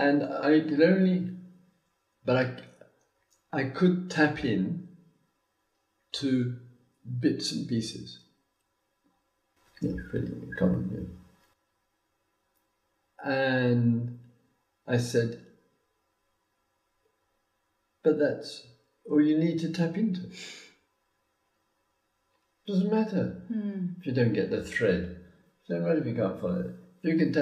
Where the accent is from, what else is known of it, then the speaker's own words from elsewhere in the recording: Croydon, London, United Kingdom; moved away; "England." He said, "Oh, so am I. Which part of England?" "Surrey."